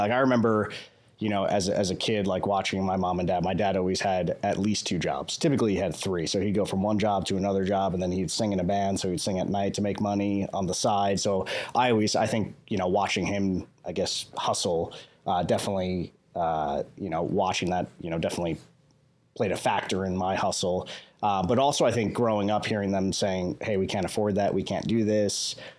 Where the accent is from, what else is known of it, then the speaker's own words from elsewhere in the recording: Huntington, New York, United States; moved away as an adult; now in Las Vegas, United States; I grew up in New York, so I guess I have that natural, like, New York hustle. Grew up in New York, spent my whole life there. I actually started real estate there, which most people don't know. So I started at 19 in New York on Long Island, New York